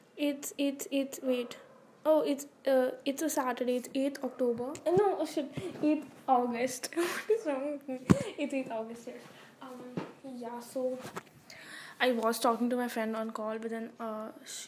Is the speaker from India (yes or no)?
yes; India; I'm from India